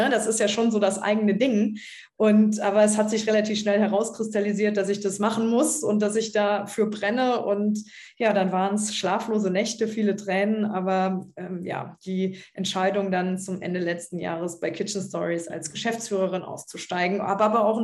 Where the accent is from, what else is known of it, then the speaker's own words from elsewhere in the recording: Trier, Rhineland-Palatinate, Germany; als dann in meiner Heimatstadt Trier Katharina Barley nach Brüssel gegangen ist